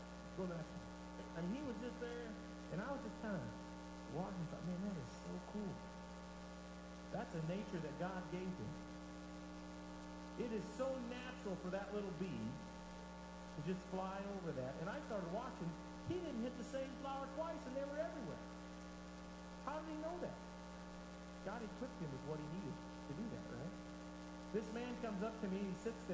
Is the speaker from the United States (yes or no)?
yes; Michigan, United States; I said, I'm from Michigan.